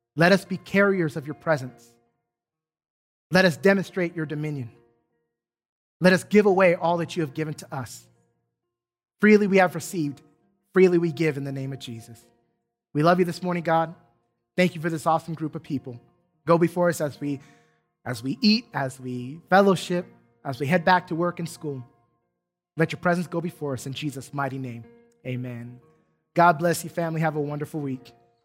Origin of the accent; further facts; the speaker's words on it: San Diego, California, United States; now in Duncanville, United States; I specifically could read graffiti in my hometown